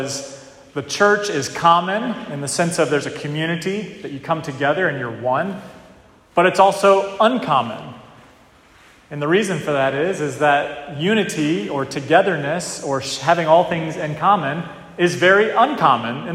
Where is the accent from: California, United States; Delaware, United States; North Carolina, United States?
North Carolina, United States; moved away as an adult; now in New England, United States; down south, where I grew up in North Carolina.